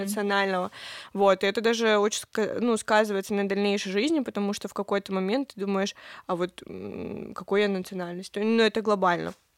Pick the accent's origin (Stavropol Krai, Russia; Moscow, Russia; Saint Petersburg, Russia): Stavropol Krai, Russia; Pyatigorsk; мы уезжали из Пятигорска, все равно Пятигорск и, в принципе, Кавказ из нас не уезжал